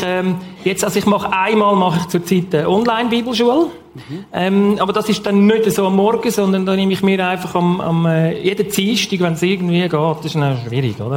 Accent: Switzerland; ich bin im Bachtloben aufgewachsen, also ich wohne immer noch dort

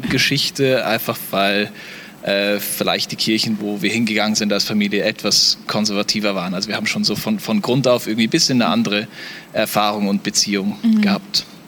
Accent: Namibia; moved away as an adult; also born or lived in South Africa; now in Switzerland; ich komme aus Namibia.

